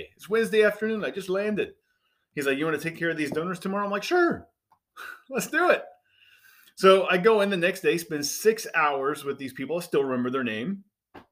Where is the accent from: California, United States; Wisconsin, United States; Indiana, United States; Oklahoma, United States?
Indiana, United States; moved away as an adult; I grew up in Indiana, simple background